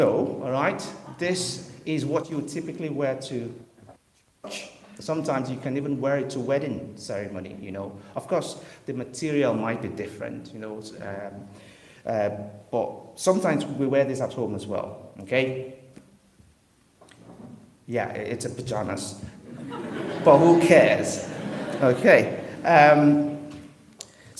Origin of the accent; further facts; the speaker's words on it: Western Nigeria, Nigeria; now in Liverpool, United Kingdom; I grew up in Western Nigeria